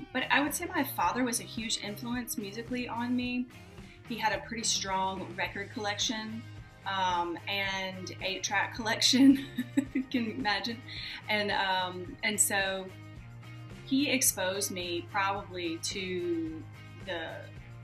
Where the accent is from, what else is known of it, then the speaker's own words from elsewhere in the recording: Southern Mississippi, United States; moved away as an adult; also born or lived in India; now in New York, United States; I'm from Southern Mississippi, actually. Was born and raised there about an hour from the Gulf Coast